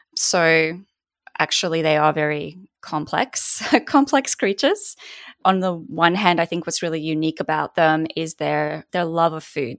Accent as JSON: {"language": "English", "country": "Poland", "tie": "born or raised there", "also_born_or_lived": "Australia", "moved": "yes", "lives_now": "United States", "said": "being raised in Poland myself"}